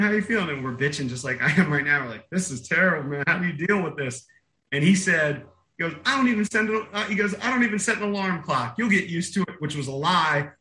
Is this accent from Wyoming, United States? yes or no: no; Bowie, Maryland, United States; which is where I grew up, my hometown of Bowie